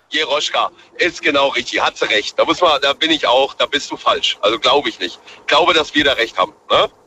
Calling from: Bühl, Baden-Württemberg, Germany; ich komme aus Bühl, Baden-Baden. Vielleicht kennst du das.

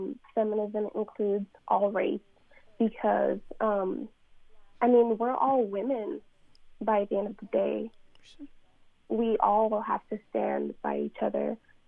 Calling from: Texas, United States; I'm calling from the University of Sam Houston in Texas.

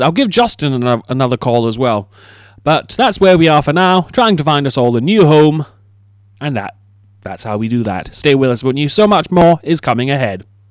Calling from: United Kingdom; I am calling from the United Kingdom

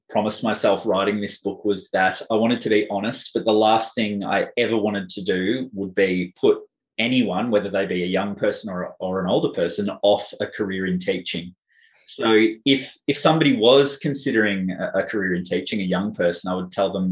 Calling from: Victoria, Australia; Um, I'm speaking from Boonwurrung country.

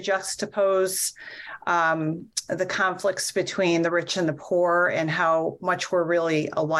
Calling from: Lyman, Maine, United States; I live in Lyman, Maine, which is in southern Maine.

